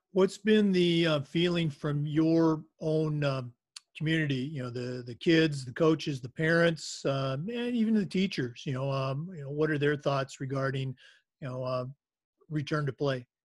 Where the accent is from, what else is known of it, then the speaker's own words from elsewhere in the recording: Florida, United States; I'm from Florida